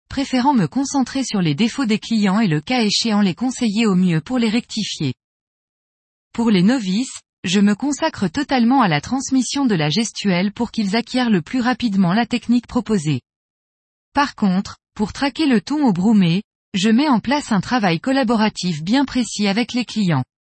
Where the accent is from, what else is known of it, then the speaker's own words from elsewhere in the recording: Port-Saint-Louis-du-Rhône, Provence-Alpes-Côte d'Azur, France; j'ai 37 ans, je suis né et vis à Port-Saint-Louis-du-Rhône, petite ville à l'extrémité du delta de la Camargue, plus précisément à l'embouchure du Rhône.